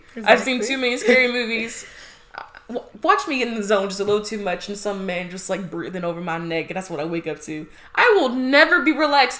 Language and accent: English; Midwest, United States; moved away; I'm from the Midwest